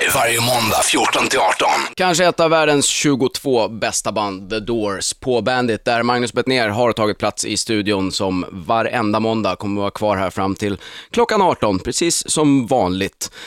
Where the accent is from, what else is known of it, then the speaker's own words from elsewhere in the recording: Sweden; som svensk är man ju liksom uppfostrad med att FN är det finaste